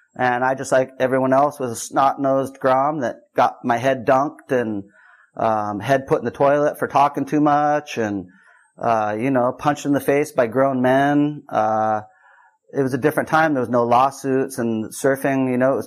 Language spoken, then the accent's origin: English; Santa Cruz, California, United States; moved away; I'm from Santa Cruz, California, east side